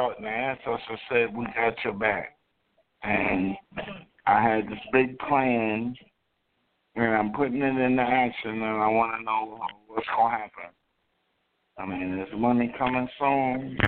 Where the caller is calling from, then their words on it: Orangeburg, South Carolina, United States; I'm calling from Orangeburg, South Carolina.